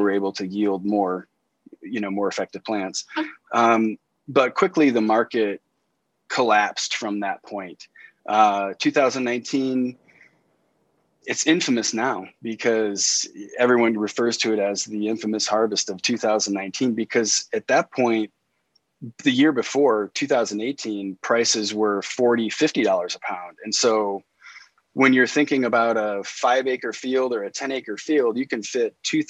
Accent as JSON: {"language": "English", "region": "Indiana", "country": "United States", "moved": "as an adult", "lives_now": "Western Colorado, United States", "said": "I'm originally from Indiana, and I lived in Indianapolis for 20 years"}